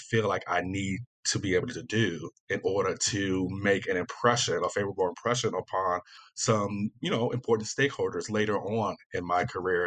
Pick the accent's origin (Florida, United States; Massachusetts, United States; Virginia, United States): Virginia, United States; I'm from Virginia, so I'm, you know, consider myself Southern as well